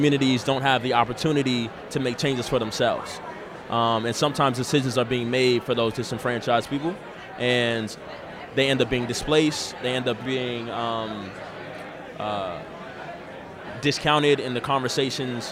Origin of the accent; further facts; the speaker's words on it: Seattle, Washington, United States; also born or lived in Boston, Massachusetts; I moved to Seattle in the sixth grade in 2000